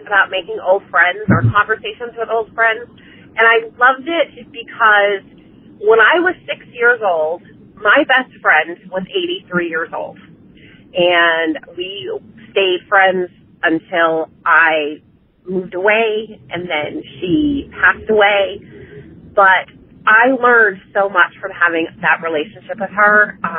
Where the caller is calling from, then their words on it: Jacksonville, Florida, United States; I'm calling from Jacksonville, Florida